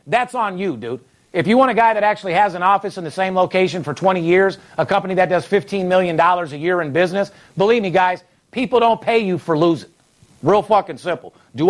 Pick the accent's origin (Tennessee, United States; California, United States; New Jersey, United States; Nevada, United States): Nevada, United States; Las Vegas; I'm fourth generation born and raised in Las Vegas.